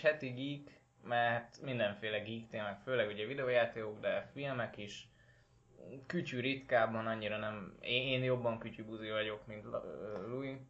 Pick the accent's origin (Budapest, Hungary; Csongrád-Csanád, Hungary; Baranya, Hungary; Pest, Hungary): Csongrád-Csanád, Hungary; Szeged; szegediek vagyunk